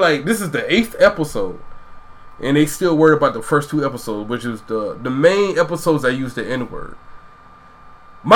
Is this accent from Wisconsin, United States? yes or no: no; Georgia, United States; moved away; I'm from Georgia, which older black people I grew up